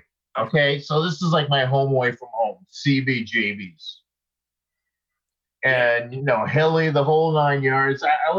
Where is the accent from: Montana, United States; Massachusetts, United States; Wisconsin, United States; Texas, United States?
Massachusetts, United States; Boston; moved away as an adult; also born or lived in New York City / Los Angeles; now in Norway; Greg was from my same area where I grew up in Massachusetts.